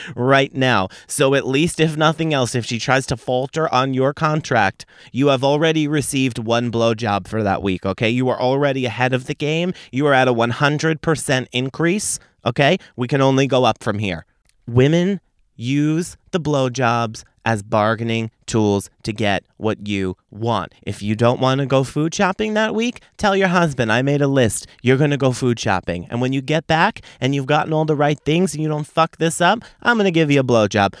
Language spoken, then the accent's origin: English; Long Island, New York, United States; I'm from Long Island